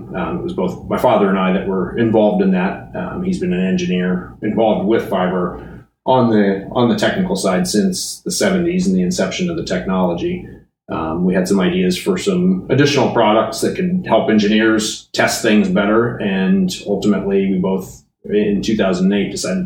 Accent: Rhode Island, United States; moved away as an adult; also born or lived in Connecticut / Los Angeles; I was born in Connecticut and grew up in Rhode Island

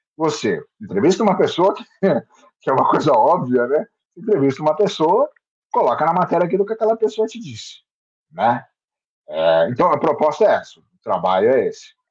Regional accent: Santos, São Paulo, Brazil; eu sou daqui de Santos, moro e trabalho em Santos

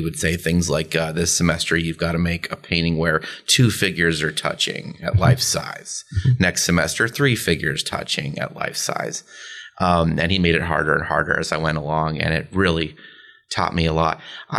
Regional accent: Philadelphia, Pennsylvania, United States; I was feeling detached from my roots in Philly and, you know, painters not understanding the same things or valuing the same things.

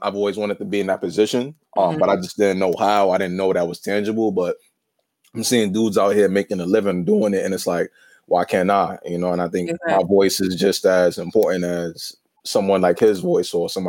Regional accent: New York City, New York, United States; I'm a West African and a city kid from the boogie down Bronx

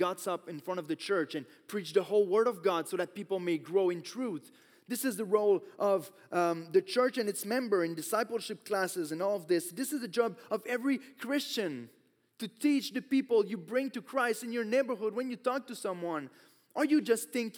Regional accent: Quebec, Canada; I grew up in Quebec, so almost everyone is Catholic

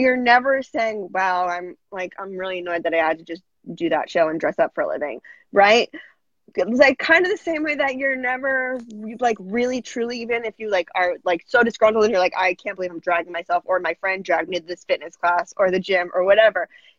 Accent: Massachusetts, United States; now in New York, United States

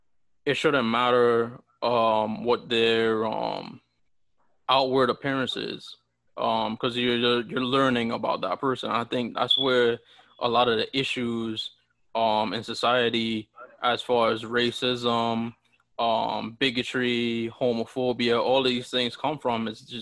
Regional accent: U.S. Virgin Islands; now in United States; especially when I moved to the States. Oh, where are you from? And stuff like that. And people would always, like, assume that people from the Virgin Islands looked like me

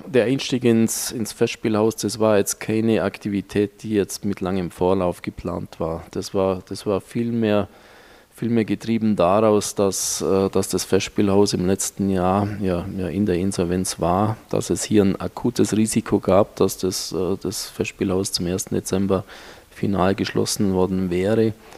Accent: Marktoberdorf, Bavaria, Germany; moved away as an adult; also born or lived in Munich; now in Bangkok, Thailand; ein ganz normaler Ostallgäuer, geboren und aufgewachsen in Marktoberdorf

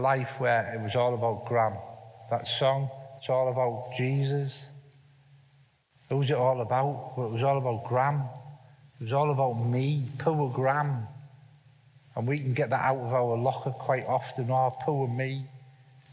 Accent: Middlesbrough, North East England, United Kingdom; We moved from Berwick Hills, where I lived, which was a lovely council estate, a beautiful place where I was living.

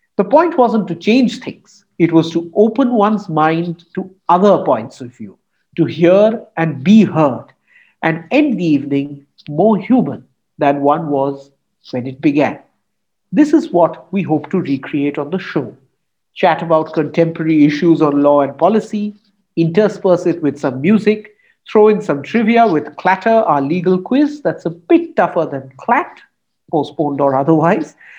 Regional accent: Kolkata, West Bengal, India; When I was growing up in Calcutta in the late 80s and 90s

